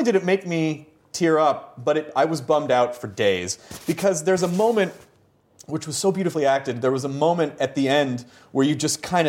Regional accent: United States; accent: American

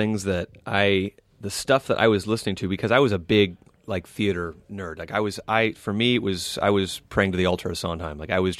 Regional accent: Los Angeles, California, United States; I was born and raised here in Los Angeles.

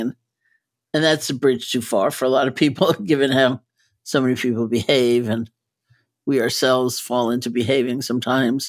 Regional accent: New York, United States; I'm a New Yorker, so even though I don't live in California

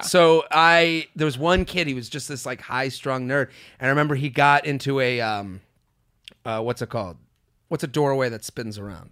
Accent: Boston, Massachusetts, United States; moved away; I'm coming to Boston. I would love to see some happy faces in Boston. So that is my hometown.

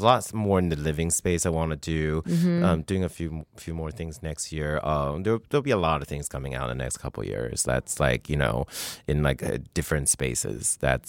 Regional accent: Canada; And I'm Canadian, and I have a lot of friends in Toronto

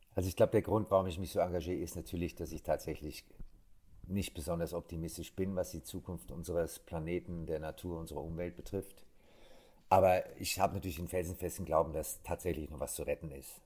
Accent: Germany; ich bin am Rhein groß geworden.

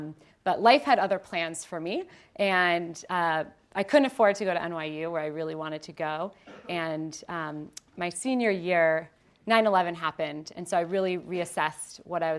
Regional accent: Ohio, United States; So, quick background on me, born and raised in Ohio. Any Ohioans? Yay!

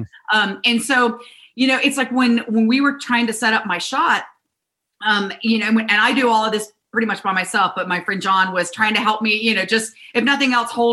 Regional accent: South Carolina, United States; I grew up in South Carolina

